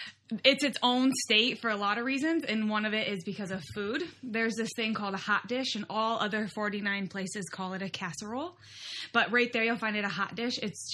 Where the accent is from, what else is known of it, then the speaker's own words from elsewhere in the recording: Midwest, United States; accent: Midwestern; I say pop, of course, because of my Midwestern accent.